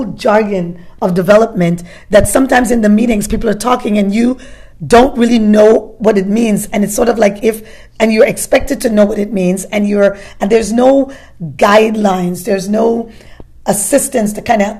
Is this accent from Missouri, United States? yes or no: no; New York City, New York, United States; also born or lived in Caribbean; I grew up in Brooklyn, I came from the Caribbean, immigrant kid